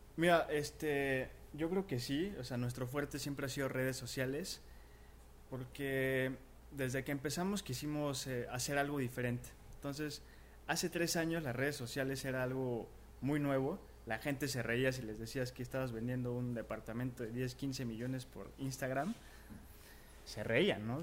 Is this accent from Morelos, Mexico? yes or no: yes; Cuernavaca, Morelos, Mexico; moved away; also born or lived in Mexico City; yo siempre quise empezar de donde soy, yo soy de Cuernavaca. Entonces, este, me regreso para Cuernavaca